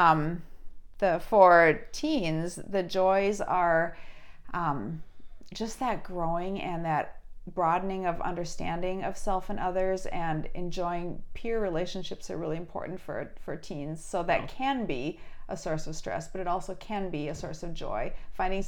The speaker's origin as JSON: {"language": "English", "town": "Duluth", "region": "Minnesota", "country": "United States", "tie": "born or raised there", "said": "I grew up in Duluth"}